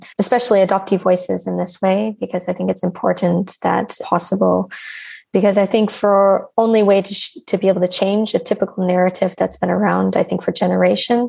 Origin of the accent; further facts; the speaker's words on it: Michigan, United States; moved away as an adult; now in Amsterdam, Netherlands; I grew up in a very rural area of America in Michigan